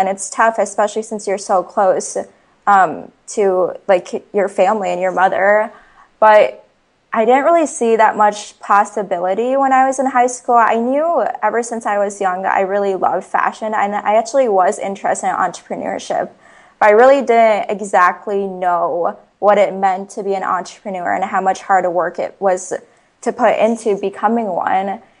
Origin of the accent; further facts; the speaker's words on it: Ames, Iowa, United States; I was born and raised in Ames, Iowa.